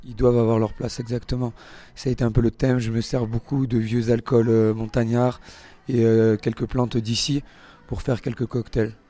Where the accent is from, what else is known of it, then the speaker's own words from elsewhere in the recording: Marseille, Provence-Alpes-Côte d'Azur, France; moved away as an adult; also born or lived in Monaco / Shanghai / São Paulo / London; now in L'Alpe d'Huez, France; je suis né à Monaco mais je suis marseillais.